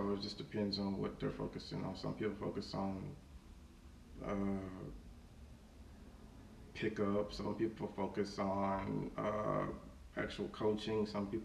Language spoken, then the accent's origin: English; Fort Worth, Texas, United States; I grew up in Fort Worth, Texas.